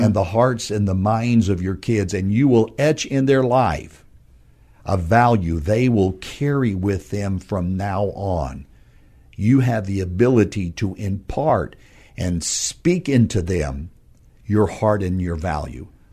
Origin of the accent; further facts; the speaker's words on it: northern New Mexico, United States; moved away as an adult; now in San Antonio, United States; my wife and I are from New Mexico, a small, small town in, uh, northern New Mexico, west of Albuquerque.